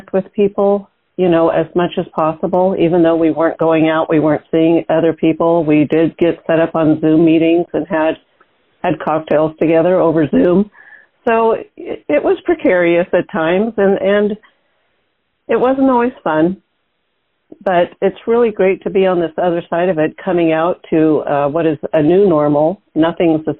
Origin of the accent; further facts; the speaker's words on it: Seattle, Washington, United States; I was born in the Seattle area in the suburbs